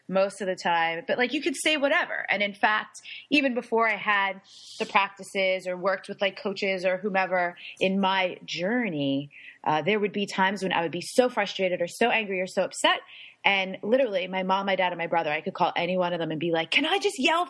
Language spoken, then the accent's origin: English; New York, United States; now in San Diego, United States; My family, I'm Italian and Puerto Rican, and I'm a New Yorker